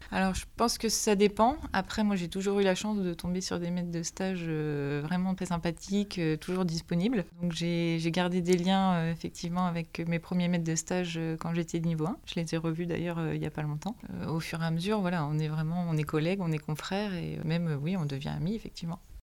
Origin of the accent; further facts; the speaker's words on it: Manche, Normandy, France; moi, je suis originaire de la Manche, un petit village à côté de l'Aïe du Puy. J'ai toujours voulu rester là